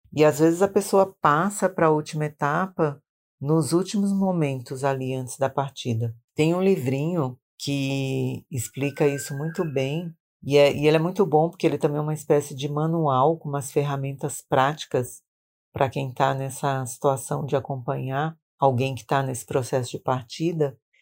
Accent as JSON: {"language": "Portuguese", "region": "Maranhão", "country": "Brazil", "tie": "born or raised there", "moved": "yes", "lives_now": "São Paulo, Brazil", "said": "no Maranhão, onde eu nasci"}